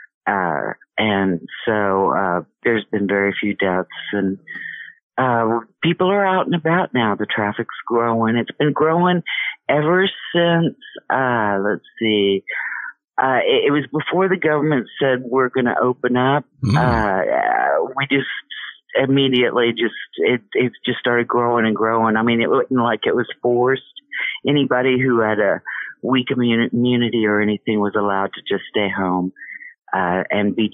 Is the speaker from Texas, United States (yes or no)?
yes; Texas, United States; also born or lived in Austin, Texas; I'm from Texas. Long time Texan up both sides of my family.